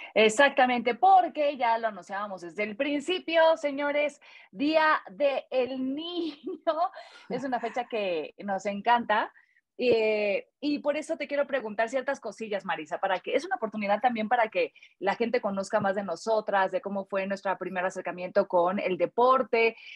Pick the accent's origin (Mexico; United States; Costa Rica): Mexico; como buenas mexicanas